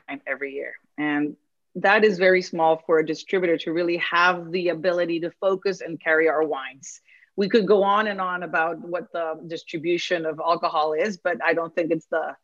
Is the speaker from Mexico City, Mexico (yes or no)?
yes; Mexico City, Mexico; now in Petaluma, United States; I was born and raised in Mexico City